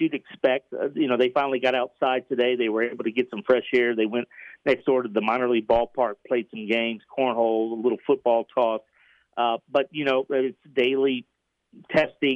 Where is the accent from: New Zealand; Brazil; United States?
United States; Houston, Texas; I was from Houston